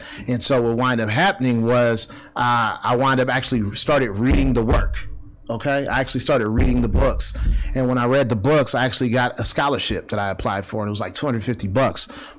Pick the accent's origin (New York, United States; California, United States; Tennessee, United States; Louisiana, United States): California, United States; Oakland; Born and raised in West Oakland, a couple of blocks from McClyman's.